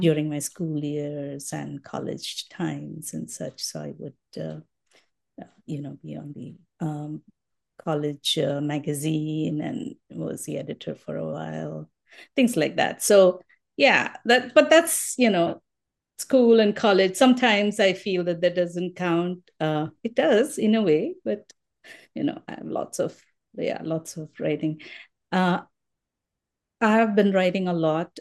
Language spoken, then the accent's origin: English; Mumbai, Maharashtra, India; moved away as an adult; also born or lived in Colorado, United States; now in Minnesota, United States; Born, I mean, brought up in Bombay, so most of my life I was in Bombay